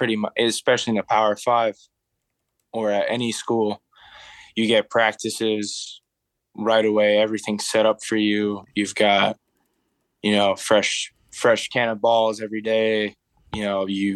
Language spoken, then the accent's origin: English; Abu Dhabi, United Arab Emirates; I grew up in Abu Dhabi